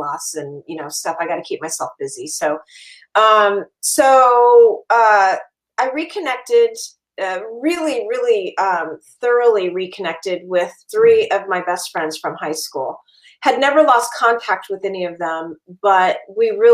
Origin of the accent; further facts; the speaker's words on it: California, United States; now in Minnesota, United States; I'm originally from California